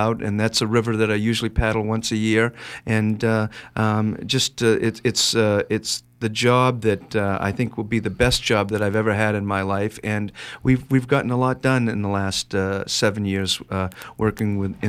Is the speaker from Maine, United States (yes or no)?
yes; Somerset County, Maine, United States; also born or lived in Bangor, Maine; I was born in Maine. I was born in Bangor, raised in Somerset County.